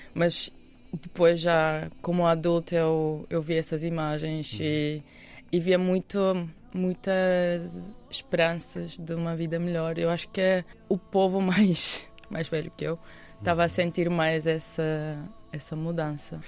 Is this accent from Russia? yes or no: yes; Moscow, Russia; Portuguese is a second language; moved away as an adult; also born or lived in Yerevan, Armenia / Madrid, Spain; now in Portugal; Moscou, onde eu vivi depois, não é? onde eu cresci